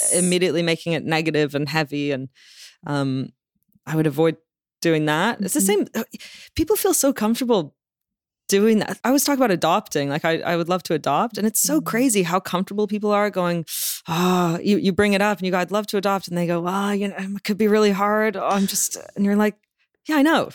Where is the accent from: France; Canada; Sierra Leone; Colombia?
Canada; Toronto, Ontario; moved away as an adult; also born or lived in London, United Kingdom; now in Los Angeles, United States; I grew up in Toronto